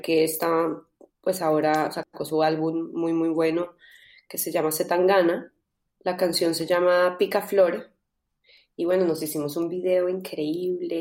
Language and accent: Spanish; Colombia; also born or lived in London / Los Angeles; now in Madrid, Spain; soy de Colombia